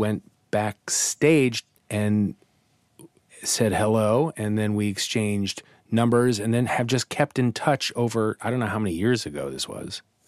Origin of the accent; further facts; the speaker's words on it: Kansas City, Kansas, United States; moved away as an adult; also born or lived in California; now in New York, United States; I was actually in Kansas City on the other side. I was on, kind of on the border of Missouri and Kansas.